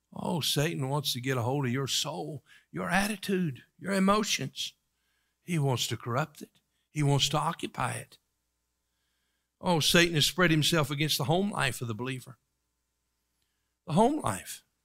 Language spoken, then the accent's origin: English; East Tennessee, United States; Where I grew up in East Tennessee